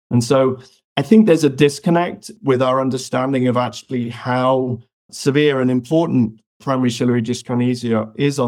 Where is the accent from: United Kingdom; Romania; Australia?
United Kingdom; also born or lived in Malawi; I pretty much born in Africa, but raised in the UK.